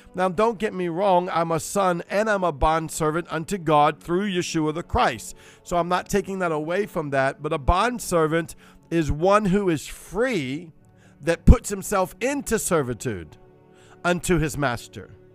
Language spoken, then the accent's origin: English; Cajun, Louisiana, United States; accent: Cajun; I'm Cajun